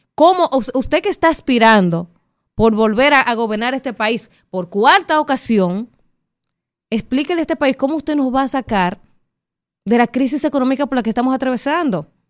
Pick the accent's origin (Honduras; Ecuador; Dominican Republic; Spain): Dominican Republic; como dominicana